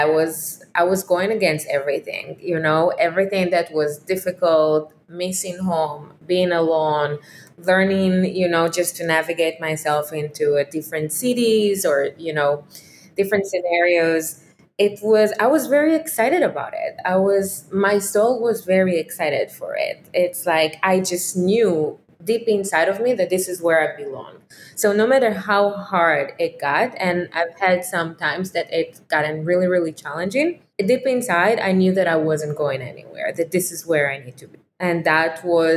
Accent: Israel; moved away as an adult; I was growing up in Israel

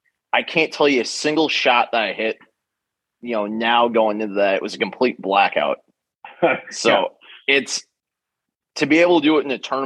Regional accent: Brainerd, Minnesota, United States; now in Sea Island, United States; I grew up in Brainerd, Minnesota, which for those of you who don't know is 2 hours north of the Twin Cities. It's the small town where the sheriff is from in the movie Fargo.

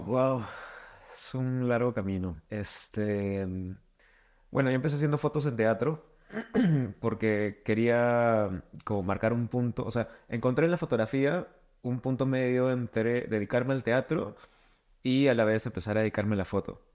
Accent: Lima, Peru; soy de Lima

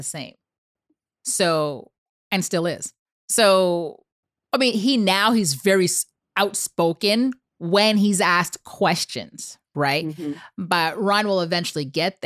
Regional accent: Canada; moved away; I come from Canada and now I'm entering a whole different space

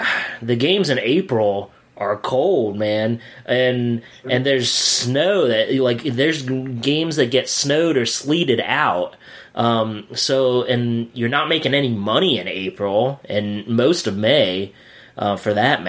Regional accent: Williamsport, Pennsylvania, United States; Williamsport, my hometown

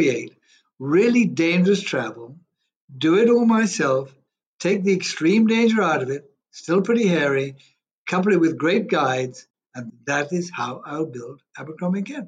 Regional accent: Kenya; also born or lived in Zambia; I'm a Kenyan, Zambian-born, but I was only there a week, but Kenyan-born, bred, schooled, educated, everything.

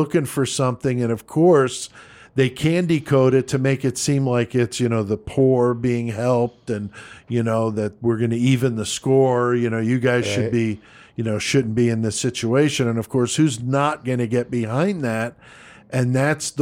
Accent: Bethel, Connecticut, United States; growing up in Bethel, Connecticut

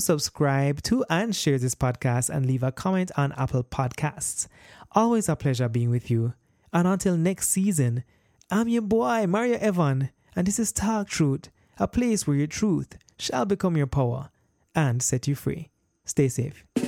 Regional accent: Jamaica; born and raised in Jamaica

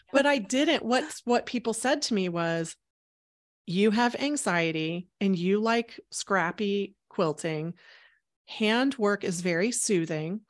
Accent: Houston, Texas, United States; moved away as an adult; also born or lived in Chicago, Illinois; I grew up in Houston, Texas

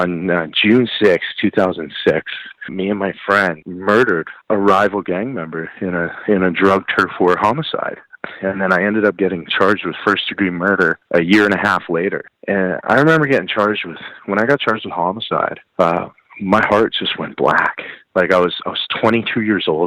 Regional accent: Calgary, Alberta, Canada; I grew up in Calgary, Alberta

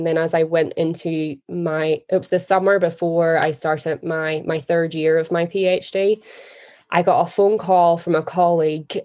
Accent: Northern Ireland, United Kingdom; I'm from Northern Ireland

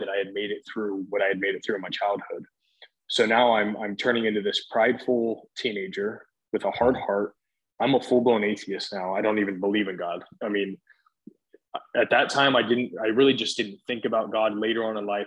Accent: Columbus, Ohio, United States; moved away as an adult; also born or lived in Southern Oregon; I was born in Columbus, Ohio. I'm actually from the Midwest. I mean, that's where I live most of my life

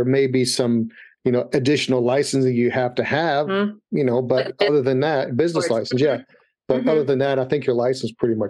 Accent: Louisville, Kentucky, United States; moved away; I'm from Louisville, Kentucky.

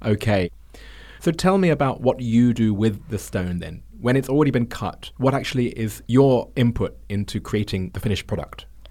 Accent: United Kingdom; now in China; as a Brit

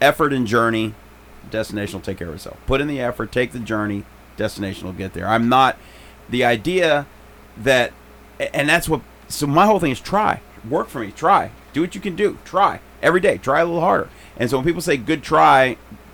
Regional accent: Chicago, Illinois, United States; I grew up in Chicago

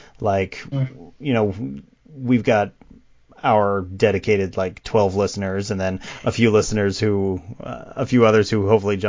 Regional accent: Colorado, United States; growing up in Colorado

